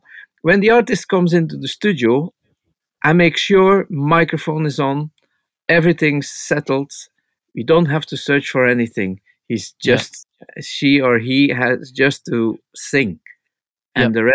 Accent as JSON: {"language": "English", "region": "Flanders", "country": "Belgium", "said": "I'm from the Flemish part from Belgium"}